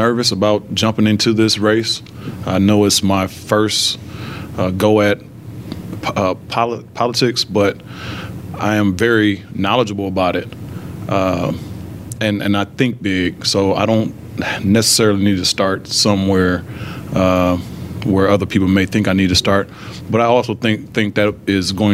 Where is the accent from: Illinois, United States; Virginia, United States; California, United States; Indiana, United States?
Illinois, United States; Peoria; born and raised in Peoria